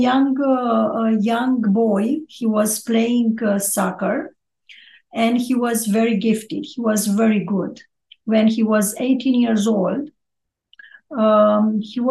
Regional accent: Ploiești, Prahova, Romania; also born or lived in Bucharest; I'm Romanian. I was born Orthodox. Was born in Ploiești, close to Bucharest, and I study university in Bucharest.

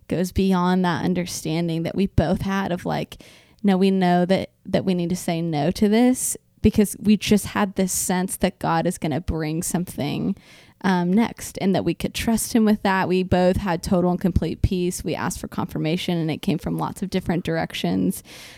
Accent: Louisville, Kentucky, United States; Jordan and I were working at the church that we grew up in Louisville, Kentucky.

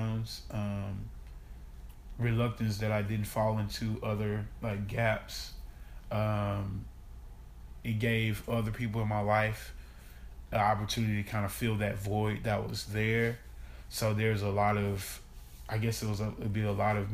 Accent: Baton Rouge, Louisiana, United States; also born or lived in Shreveport, Louisiana / Ruston, Louisiana / Anaheim, California / Fullerton, California; now in Dallas, United States; I'm from Baton Rouge, East Baton Rouge Parish

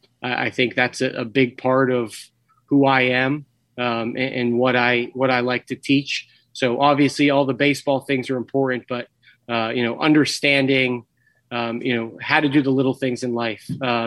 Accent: Worcester, Massachusetts, United States; I'm from Worcester. I was born in Worcester. I still live in Worcester. I actually live probably about 60 seconds from Gaskell Field, our home field.

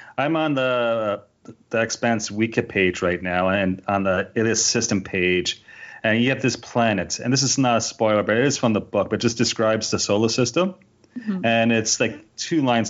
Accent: Ontario, Canada; I'm from Ontario

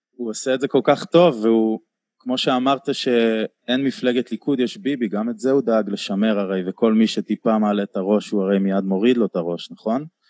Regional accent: Tel Aviv, Tel Aviv District, Israel; אני גדלתי בתל אביב

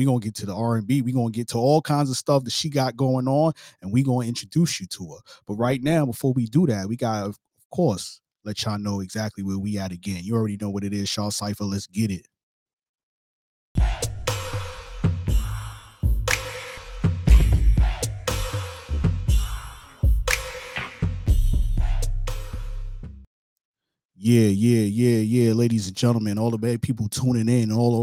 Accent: New York City, New York, United States; now in Jacksonville, United States; I'm from Brooklyn

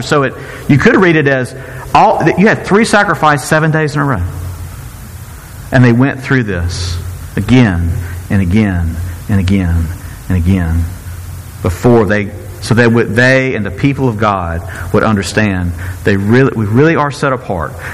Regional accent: Mississippi, United States; I'm from Mississippi

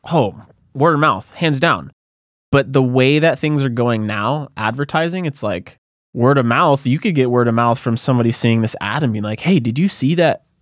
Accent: Santa Cruz, California, United States; moved away as an adult; also born or lived in San Diego; now in Los Angeles, United States; I grew up in Santa Cruz

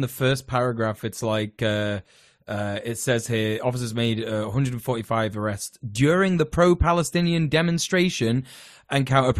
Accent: United Kingdom; we're British

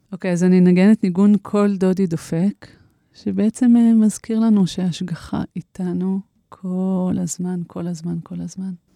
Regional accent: Shoeva, Jerusalem District, Israel; moved away as an adult; אני גדלתי במושב שואבה

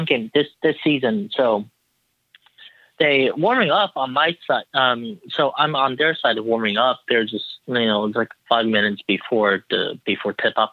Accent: Taiwan; I'm from Taiwan

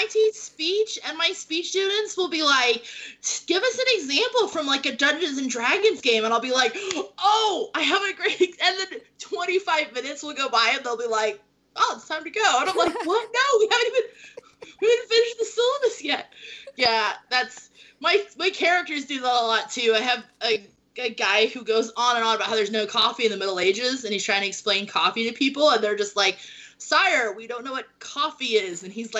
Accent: England, United Kingdom; It's really hard because I grew up in England. My dad was stationed in the military

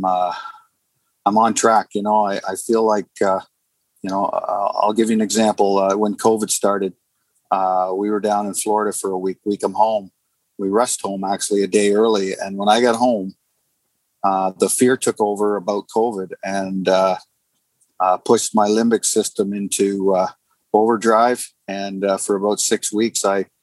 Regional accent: Sarnia, Ontario, Canada; I'm from Sarnia, Ontario, Canada

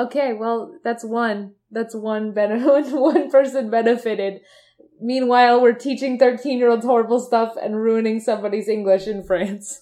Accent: Michigan, United States; We're from Michigan

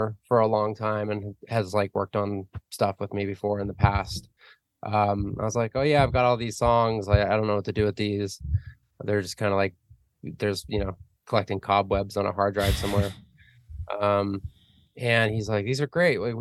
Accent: Arizona, United States; moved away as an adult; also born or lived in New York; now in Los Angeles, United States; I grew up in Arizona, and lived there till I was like 21, 22, and then moved around a bit

